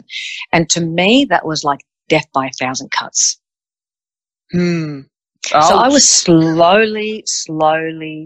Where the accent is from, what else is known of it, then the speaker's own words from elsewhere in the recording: Australia; also born or lived in Melbourne, Australia / Sydney, Australia; I'm from Australia. I decided to move from Melbourne to Sydney